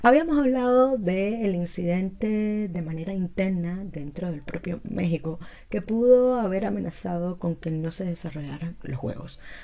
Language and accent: Spanish; Cuba; estaba muy orgullosa como cubana